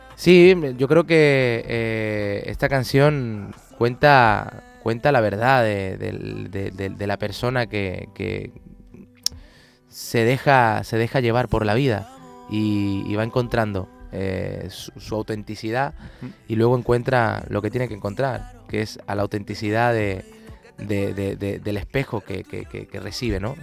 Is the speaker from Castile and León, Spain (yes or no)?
no; Palma del Río, Andalusia, Spain; moved away; el de mi pueblo